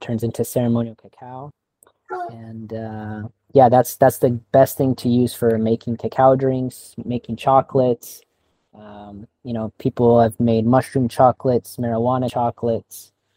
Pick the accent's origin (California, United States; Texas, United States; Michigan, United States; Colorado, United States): California, United States; now in Thailand; I'm from California